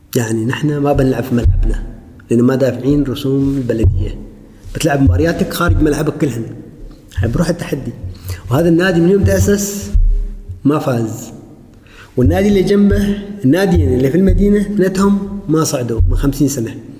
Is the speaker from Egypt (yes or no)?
no; Oman; اقول عمان